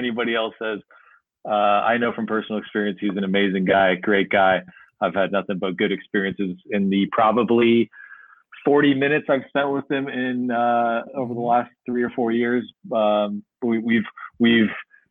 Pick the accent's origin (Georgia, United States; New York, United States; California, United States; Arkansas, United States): California, United States; San Diego; I'm from San Diego